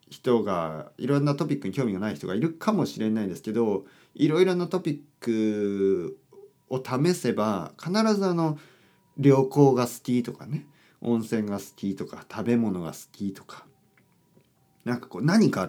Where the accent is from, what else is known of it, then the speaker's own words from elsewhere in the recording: Kyushu, Japan; いや本当にまあまあ僕あの九州出身なんですけど、